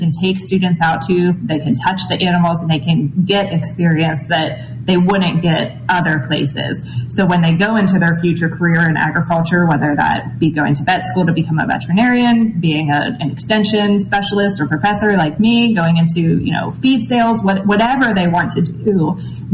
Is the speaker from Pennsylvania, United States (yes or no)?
yes; Pittsburgh, Pennsylvania, United States; moved away as an adult; also born or lived in Kentucky; When I grew up in Pittsburgh, Pennsylvania, and when I was growing up, I grew up with horses